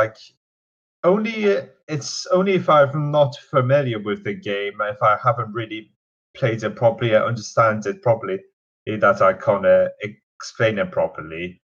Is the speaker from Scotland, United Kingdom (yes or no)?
no; Newcastle, North East England, United Kingdom; moved away as an adult; now in Nottingham, United Kingdom; So, yeah, I grew up in Newcastle for most of my life, up to the point I went to uni, and I came to Uni of Nottingham in 2014, and fell in love with the place.